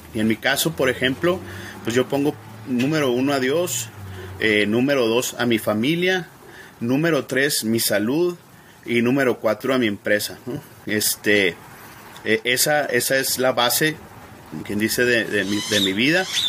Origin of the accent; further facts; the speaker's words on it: Ciudad Juárez, Chihuahua, Mexico; moved away as an adult; now in El Paso, United States; yo me crié en Ciudad Juárez, eh, desde pequeño, pues mis padres ahí vivían en Ciudad Juárez y eh, yo nací aquí en El Paso, cuando me casé me vine para acá